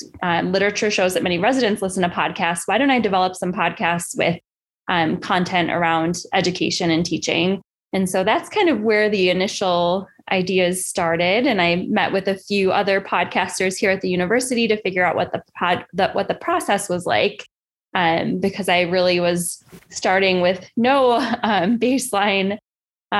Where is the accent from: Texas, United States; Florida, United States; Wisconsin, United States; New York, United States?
New York, United States; Buffalo; moved away as an adult; also born or lived in New Haven, Connecticut; Yeah, so I grew up in Buffalo, New York.